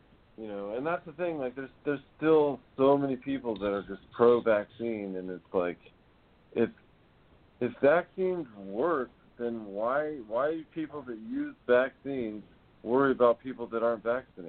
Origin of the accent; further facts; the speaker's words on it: Netherlands; I'm from Holland. It's not weird.